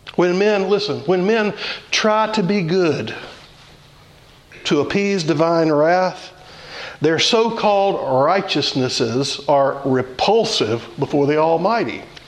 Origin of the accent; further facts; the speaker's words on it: Louisiana, United States; I grew up in Louisiana, and my grandmother had fig trees in her yard